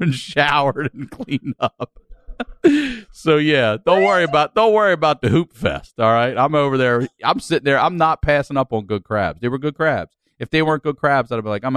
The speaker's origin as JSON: {"language": "English", "town": "Baltimore", "region": "Maryland", "country": "United States", "said": "I'm from Baltimore"}